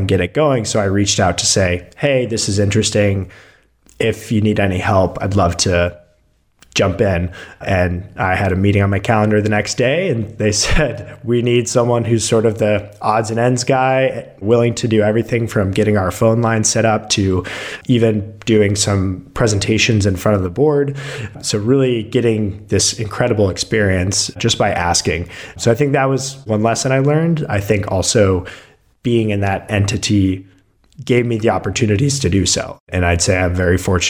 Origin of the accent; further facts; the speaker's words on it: Denver, Colorado, United States; moved away as an adult; also born or lived in Tacoma, Washington; now in Ann Arbor, United States; I grew up in Colorado